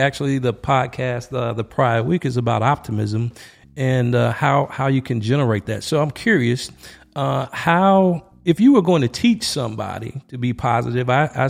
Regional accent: Laurens, South Carolina, United States; That's right up the road from my hometown. I'm from Lawrence.

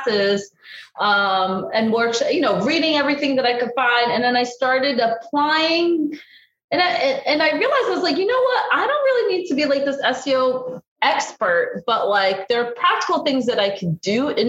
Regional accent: New Jersey, United States; also born or lived in Brazil / Southern Florida; now in Florida, United States; I grew up in New Jersey

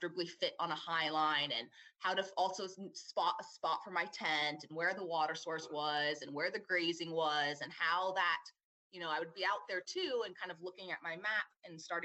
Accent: Southern California, United States; growing up in SoCal

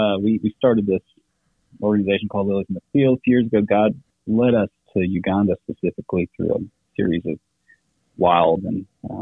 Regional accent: Xiamen, Fujian, China; moved away as an adult; So I grew up in China, in the southeast, little island called Xiamen.

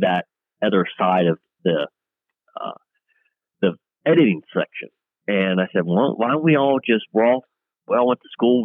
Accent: Clarion County, Pennsylvania, United States; am from Clarion County, Pennsylvania

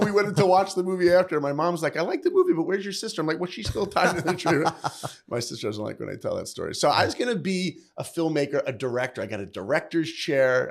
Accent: New York, United States; moved away; I grew up in New York.

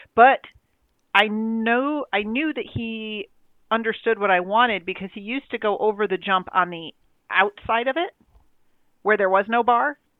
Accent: New York, United States; I'm from New York.

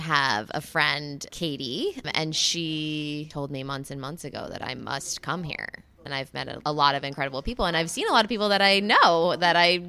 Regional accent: Fort Lauderdale, Florida, United States; I'm an alcoholic. I'm from Fort Lauderdale, Florida.

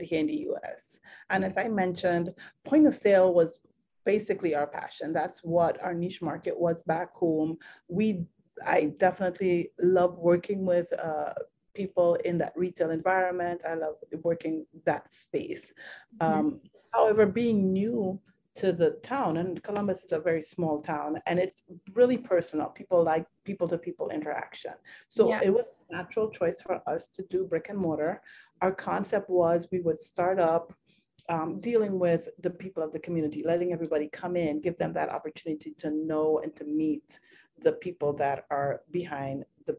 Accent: Trinidad & Tobago; moved away as an adult; now in United States; We're originally from Trinidad and Tobago

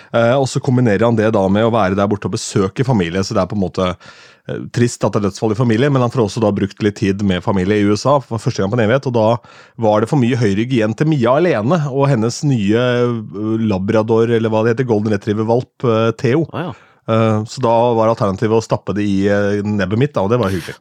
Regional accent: Askim, Østfold, Norway; så jeg gikk to timer på byen hjemme i Askim

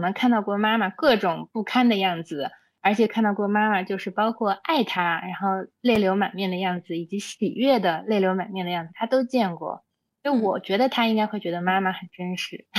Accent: Xinjiang, China; also born or lived in Beijing / United States; now in Chengdu, China; 我小时候从小在新疆出生，然后在那里长大

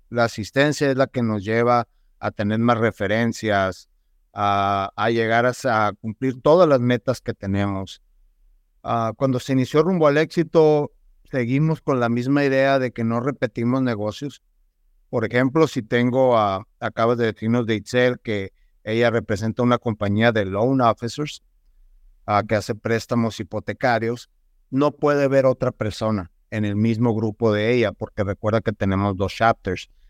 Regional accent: Nogales, Sonora, Mexico; also born or lived in Tucson, United States; nacido aquí en la ciudad de Tucson, Arizona, criado en la hermosa ciudad de Nogal

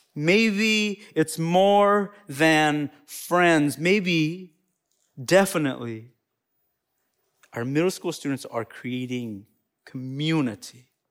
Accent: Appalachian Mountains of North Carolina, United States; accent: Southern; now in Madison, United States; I'm specifically from the Appalachian Mountains of North Carolina. So that's where I'm from

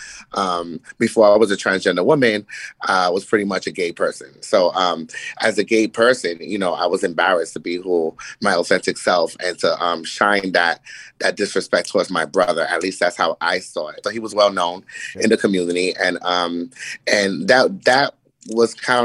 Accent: Yonkers, New York, United States; also born or lived in Brooklyn, New York / Dominican Republic (ancestry); I am from Yonkers, New York. I am a sibling of five. My mother and father are been married for like 40 something years, still together, you know, raised us in Brooklyn and in Yonkers

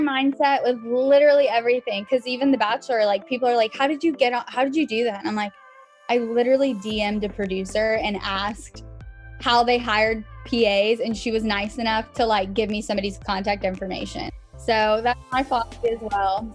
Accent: Georgia, United States; I was born in Georgia

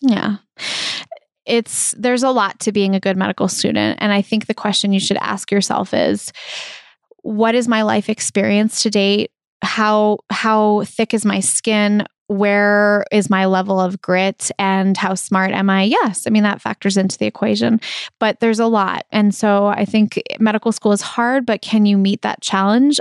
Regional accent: Brookline, Massachusetts, United States; I grew up in Brookline, and I, I love it. It's my hometown.

